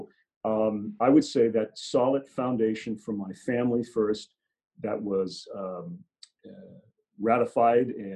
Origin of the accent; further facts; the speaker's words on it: San Francisco, California, United States; moved away as an adult; now in Spokane, United States; I grew up in San Francisco